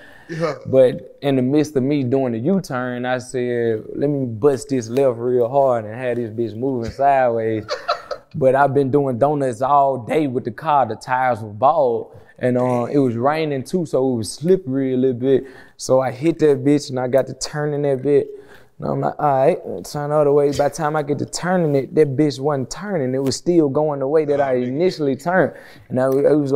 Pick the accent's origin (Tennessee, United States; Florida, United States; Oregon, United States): Tennessee, United States; Memphis; I come from Memphis